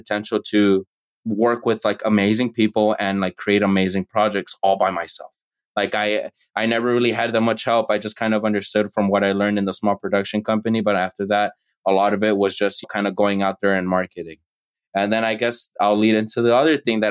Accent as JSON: {"language": "English", "country": "United States", "tie": "born or raised there", "said": "I'm the American born child"}